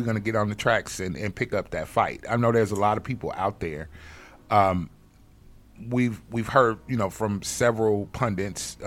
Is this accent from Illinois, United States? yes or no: yes; Chicago, Illinois, United States; I'm from Chicago